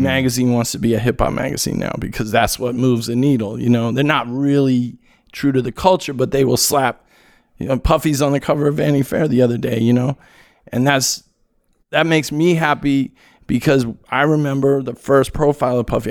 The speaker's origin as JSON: {"language": "English", "region": "California", "country": "United States", "said": "I'm from California"}